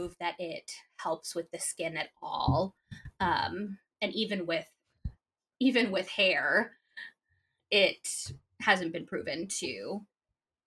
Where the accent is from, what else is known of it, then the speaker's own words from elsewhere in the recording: Sammamish, Washington, United States; I grew up in Sammamish, Washington